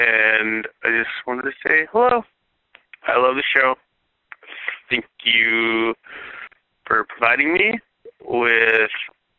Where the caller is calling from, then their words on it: Vallejo, California, United States; also born or lived in South Bend, Indiana; I used to call from South Bend, Indiana. Now I'm calling from Vallejo, California.